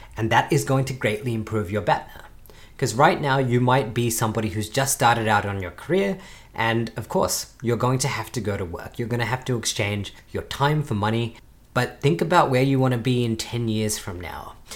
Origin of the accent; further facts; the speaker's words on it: Australia; as an Australian